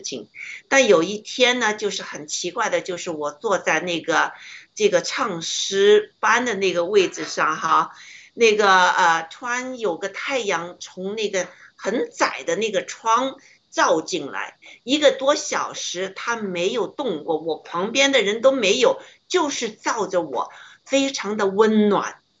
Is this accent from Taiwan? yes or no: no; China; moved away; 为什么我们中国人 要吃这么多苦啊